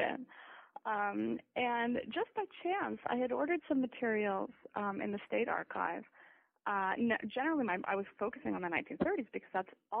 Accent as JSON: {"language": "English", "country": "Canada", "tie": "born or raised there", "also_born_or_lived": "United States / Italy", "said": "Well, I grew up in Canada. I was born in the United States, but moved to Canada at 3 months."}